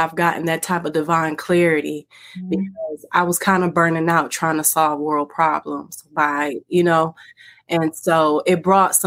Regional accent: Detroit, Michigan, United States; I'm from the Motown, Detroit, Michigan

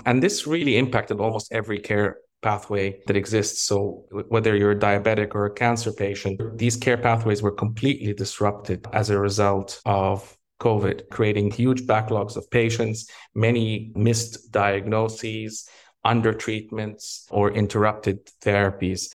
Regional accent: Egypt; moved away; also born or lived in Canada; I'm originally from, from Egypt, but I'm also Canadian, and I lived in both countries.

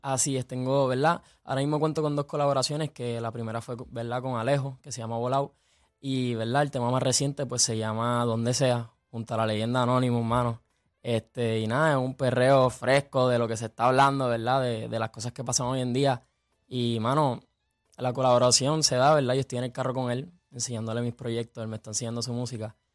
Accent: Puerto Rico; siendo puertorriqueño

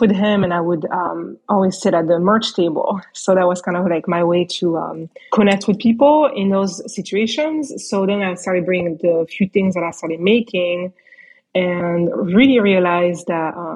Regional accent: France; moved away as an adult; I grew up in France

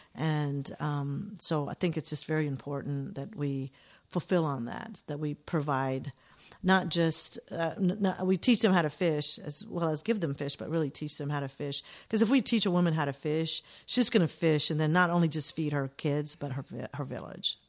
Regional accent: Atlanta, Georgia, United States; growing up in Atlanta

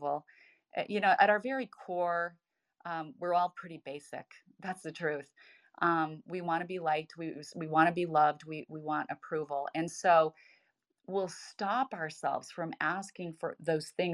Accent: Idaho, United States; born or raised there

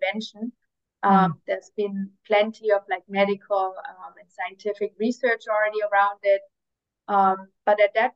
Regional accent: near Stuttgart, Baden-Württemberg, Germany; moved away as an adult; also born or lived in United States / Middle East / Asia; I was born in Germany, in like a small town near Stuttgart, where, like, I don't know, for those who know, it's like where they make a lot of cars. Grew up there

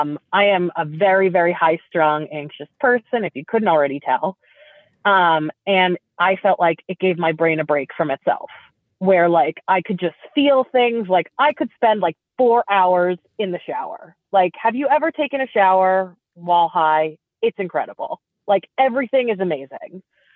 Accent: East Coast, United States; also born or lived in Italy; I actually grew up in Europe. But I was born in the U.S. I'm from the East Coast, and I went to summer camp on the East Coast with all the other Jews

